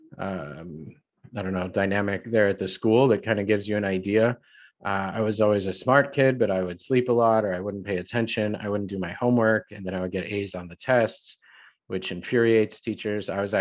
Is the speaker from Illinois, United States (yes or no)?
yes; the Midwest outside Chicago, Illinois, United States; I grew up in the Midwest outside Chicago